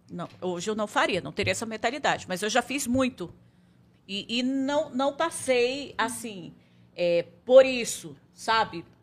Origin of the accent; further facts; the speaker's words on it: Codajás, Amazonas, Brazil; now in Manaus, Brazil; mas eu vim de Codajás para Manaus, então eu tive que morar sozinha